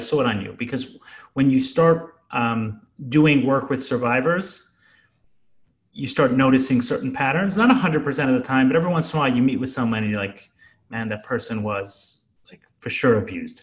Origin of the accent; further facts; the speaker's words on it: New York City, New York, United States; I grew up in Brooklyn